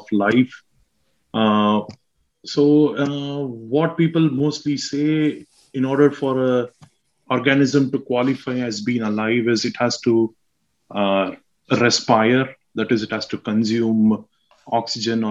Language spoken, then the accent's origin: English; Mysore, Karnataka, India; moved away as an adult; also born or lived in Hyderabad, India; now in Craigavon, United Kingdom; I'm from India. So I'm from South India, basically. I'm from a town called Mysore